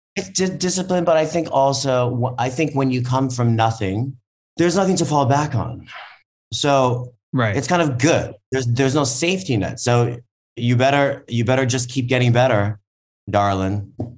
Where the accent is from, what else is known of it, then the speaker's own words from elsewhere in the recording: Hawaii, United States; moved away; also born or lived in New York; I grew up in Hawaii on food stamps